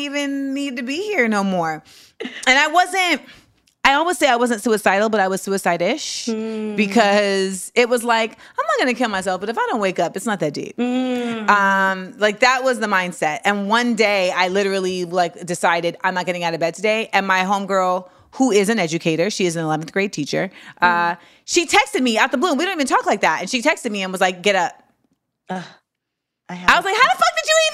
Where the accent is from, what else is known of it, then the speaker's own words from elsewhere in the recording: Orlando, Florida, United States; I grew up in Orlando.